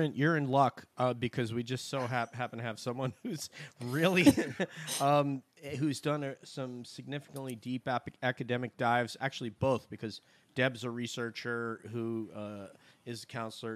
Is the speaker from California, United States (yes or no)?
no; New York, United States; moved away; I do a podcast for my high school back in New York